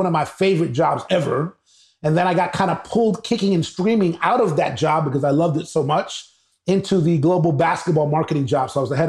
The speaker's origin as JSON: {"language": "English", "town": "New York City", "region": "New York", "country": "United States", "tie": "born or raised there", "said": "originally born and raised in New York City, Harlem, New York, a proud native of Harlem, New York. My parents came to New York in the 50s, Cuban and Venezuelan parents, so Hispanic background and lineage."}